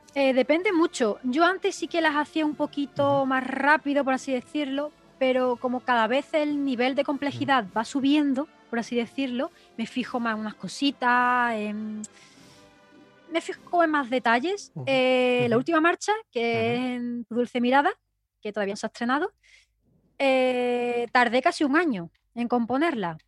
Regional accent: La Palma del Condado, Andalusia, Spain; soy hermana del Nazareno de La Palma del Condado

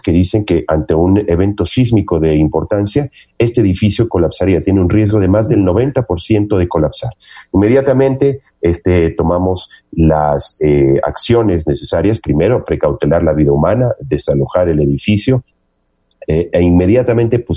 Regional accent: Ecuador; y he instado a quien considere, como cualquier otro ecuatoriano o ecuatoriana, que este es, eh, hay un eh, viso de inconstitucionalidad en el decreto

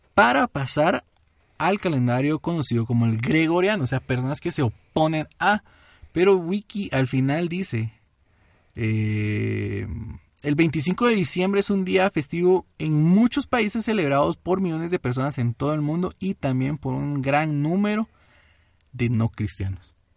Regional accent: Guatemala City, Guatemala Department, Guatemala; somos guatemaltecos, somos chapines

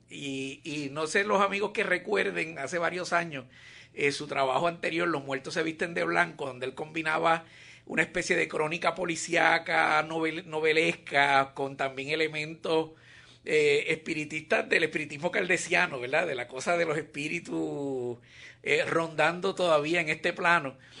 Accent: Puerto Rico; ya tú sabes cómo somos los boricuas con esto de los apellidos

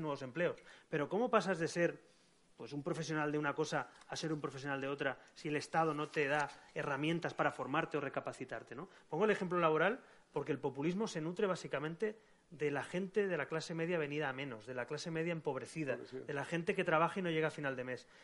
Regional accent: Catalonia, Spain; yo soy catalán

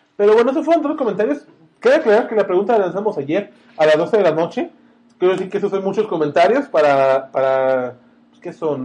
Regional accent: Guadalajara, Jalisco, Mexico; Creo que soy de Guadalajara

